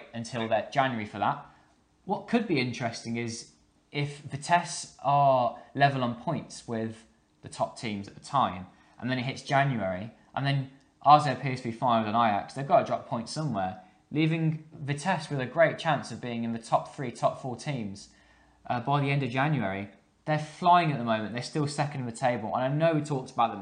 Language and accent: English; England, United Kingdom; I'm English